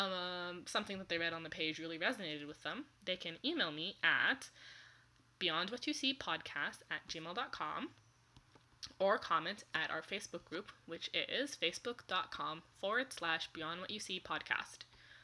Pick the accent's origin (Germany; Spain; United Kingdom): Germany; I forgot to say, I'm from Germany.